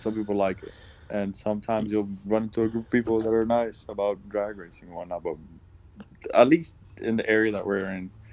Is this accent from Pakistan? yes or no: no; Puerto Rico; moved away; When I was growing up in Puerto Rico, my dad was always into, always doing car related or like motor stuff